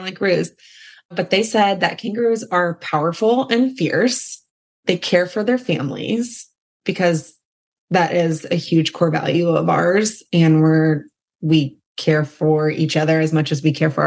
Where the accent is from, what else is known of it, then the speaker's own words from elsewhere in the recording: Indianapolis, Indiana, United States; I was born and raised in Indianapolis